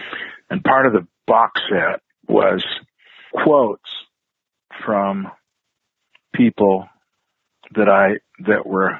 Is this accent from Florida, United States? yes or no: no; Idaho, United States; I didn't always get where I grew up in the Northwest and Idaho. There weren't always outlets to play rock.